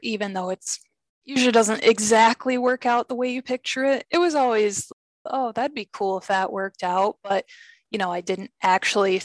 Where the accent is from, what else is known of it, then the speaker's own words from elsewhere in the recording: California, United States; moved away as an adult; now in Rochester, United States; I'm originally from California. I moved here in 2003.